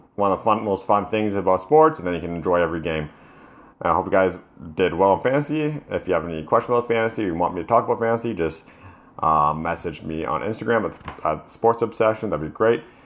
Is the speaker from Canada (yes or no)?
yes; Canada; I'm Canadian